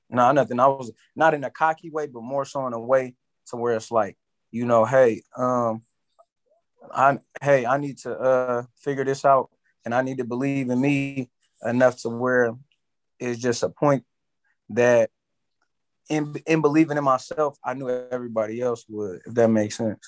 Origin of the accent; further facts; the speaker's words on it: San Francisco, California, United States; From the city, born and raised, San Francisco, California.